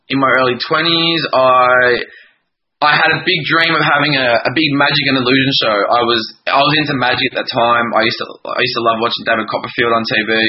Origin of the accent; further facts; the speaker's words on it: country Victoria, Australia; also born or lived in Melbourne; I just my nana found classes in my hometown, and I'm I'm from country Victoria, uh, an hour an hour and a bit from Melbourne